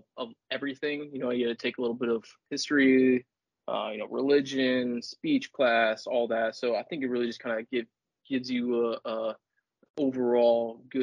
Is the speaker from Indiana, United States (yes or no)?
yes; Warsaw, Indiana, United States; growing up in Warsaw, the orthopedic capital of the world